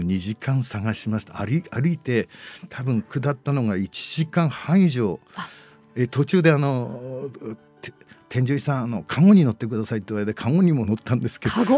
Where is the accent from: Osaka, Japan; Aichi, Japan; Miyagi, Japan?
Miyagi, Japan; Sendai; 生まれ育ちが、えー、この地域には本当に近いところに、はい、生まれて育ちまして